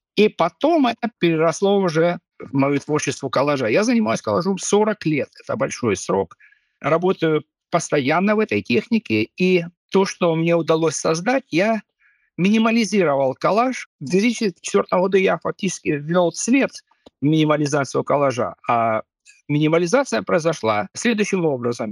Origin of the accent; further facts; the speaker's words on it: Kharkiv, Kharkiv Oblast, Ukraine; moved away as an adult; now in Viborg, Denmark; я вырос в Харькове.